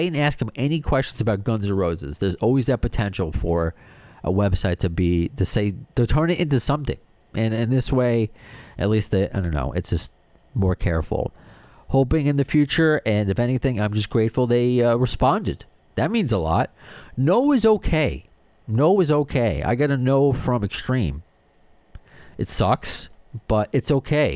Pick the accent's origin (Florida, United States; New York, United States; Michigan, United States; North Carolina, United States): New York, United States; New York and Long Island, United States; accent: New York / Long Island